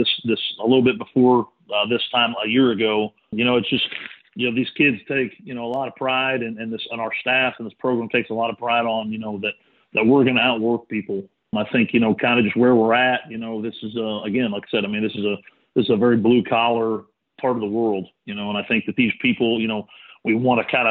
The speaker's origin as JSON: {"language": "English", "region": "Texas", "country": "United States", "tie": "born or raised there", "moved": "yes", "said": "growing up in Texas"}